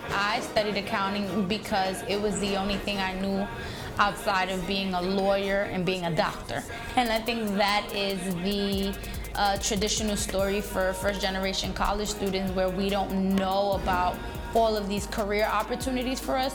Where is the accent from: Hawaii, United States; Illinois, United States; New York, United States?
New York, United States; New York City; I was born in Brooklyn, New York. Um, and particularly the neighborhood I lived in was a low-income community